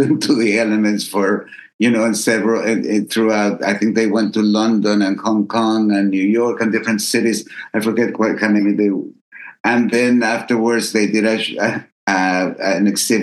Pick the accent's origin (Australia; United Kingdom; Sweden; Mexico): Mexico; Chihuahua; now in Los Angeles, United States; I grew up in Chihuahua